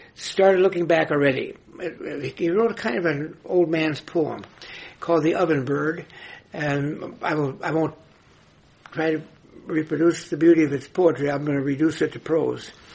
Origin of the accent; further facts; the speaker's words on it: Nebraska, United States; my home state of Nebraska